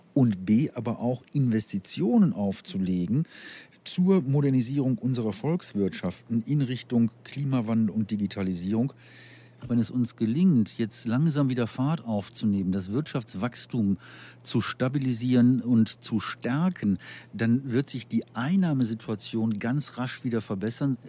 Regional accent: North Rhine-Westphalia, Germany; ich komme aus Nordrhein-Westfalen

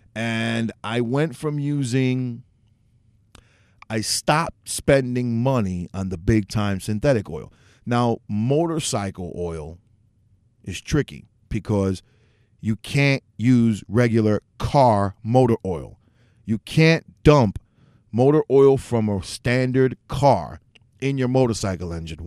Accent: New York City, New York, United States; moved away as an adult; also born or lived in Northeast Bronx; now in Orange County, New York, United States; I'm originally from New York City, but I moved about an hour and a half out in a suburb of the city up north, Orange County

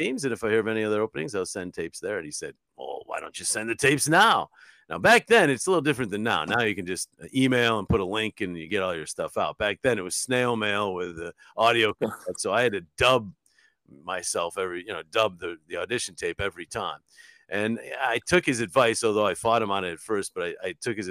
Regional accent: Utica, New York, United States; moved away as an adult; my hometown in Utica

